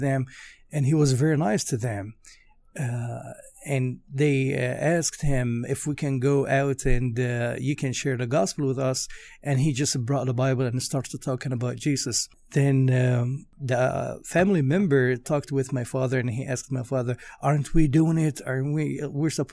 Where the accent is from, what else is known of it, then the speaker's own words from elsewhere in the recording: Egypt; now in Nashville, United States; I was born in Egypt in 1984 in a Christian family